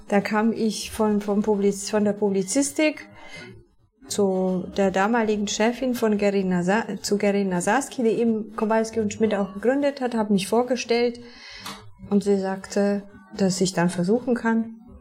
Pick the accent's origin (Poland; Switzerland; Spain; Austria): Poland; near Częstochowa, Silesian Voivodeship; German is a second language; moved away as an adult; now in Berlin, Germany; Ich komme aus der Nähe von Częstochowa. Das ist in der Nähe von Katowice